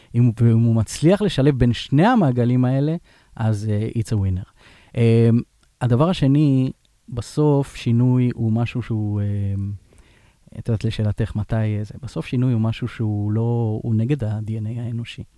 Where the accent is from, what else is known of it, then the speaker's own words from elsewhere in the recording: Israel; אנחנו, אנחנו כישראלים